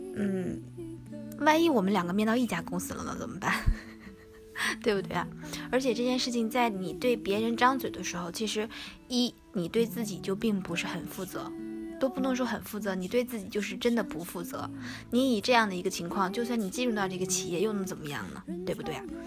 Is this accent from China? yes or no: yes; Northeast China, China; 我是东北人